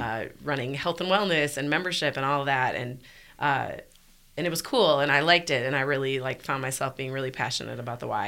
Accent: Milwaukee, Wisconsin, United States; moved away as an adult; also born or lived in Dubuque, Iowa; now in Birmingham, United States; I grew up in Milwaukee, Wisconsin

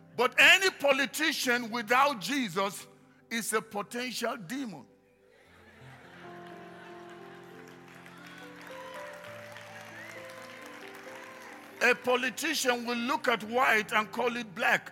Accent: Nigeria; moved away; I come originally from Nigeria

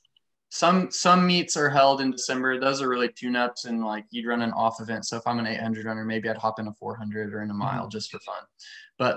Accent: United States; growing up in the American high school system

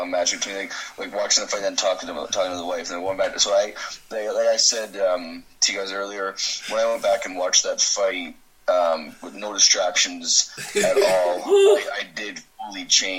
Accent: Canada; I'm Canadian.

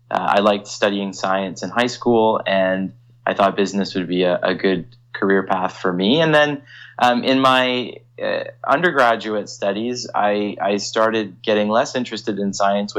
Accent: Toronto, Ontario, Canada; also born or lived in London, Ontario / Halifax, Nova Scotia; I'm from the Toronto area, and I always wanted to come back home to work and to practice law

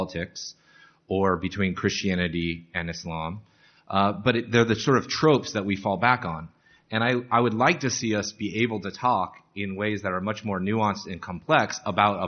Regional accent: United States; accent: American; also born or lived in Europe; now in United Kingdom; by my accent, obviously an American

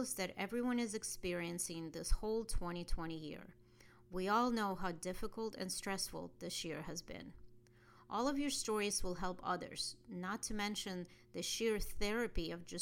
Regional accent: Russia; born or raised there; moved away

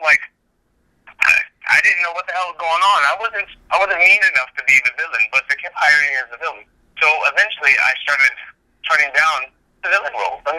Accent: Hawaii, United States; moved away; also born or lived in Los Angeles; I grew up in Hawaii

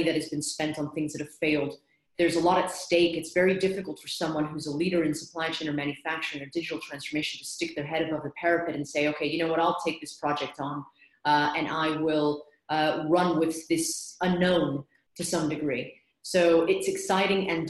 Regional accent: United States; accent: American; moved away as an adult; now in London, United Kingdom; by my accent, you can tell that I'm American, although I've lived here in London for 18 years now

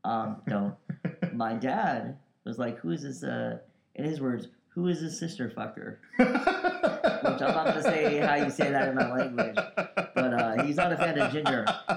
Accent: United States; born there; I'm a Pakistani-American.

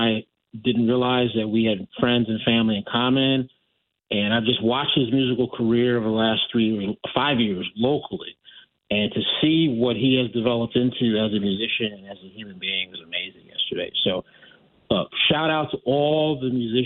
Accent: Norwalk, Connecticut, United States; moved away as an adult; also born or lived in Camp Lejeune, North Carolina; now in Bridgeport, United States; I grew up in Norwalk

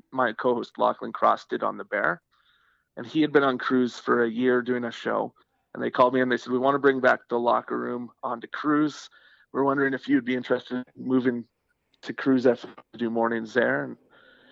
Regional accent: Saskatchewan, Canada; moved away as an adult; also born or lived in Vancouver, Canada / The Pas, Manitoba, Canada; now in Edmonton, Canada; I grew up in Saskatchewan

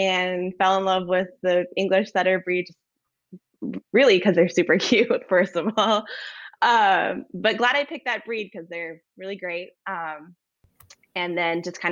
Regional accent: Los Angeles, California, United States; moved away as an adult; now in Alaska, United States; I grew up in like Los Angeles area in Southern California

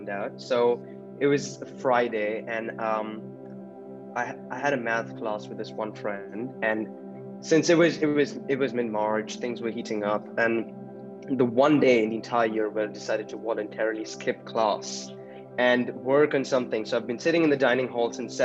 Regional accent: Mumbai, Maharashtra, India; moved away as an adult; now in Canada; I'm from Mumbai, India

